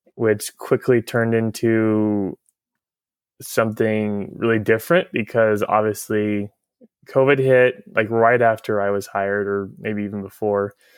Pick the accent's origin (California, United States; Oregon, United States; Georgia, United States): Oregon, United States; Tigard; I grew up in Tiger. I went to school at Tualatin High School